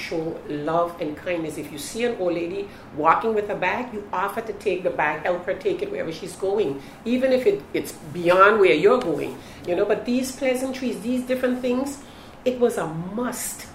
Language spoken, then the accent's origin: English; St. Martin; growing up in St. Martin